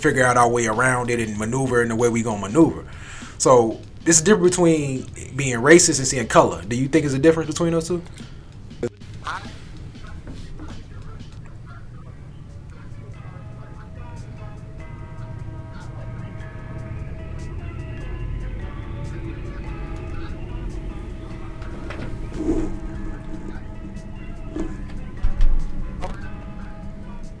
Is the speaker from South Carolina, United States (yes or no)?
no; Chicago, Illinois, United States; we grew up in Chicago.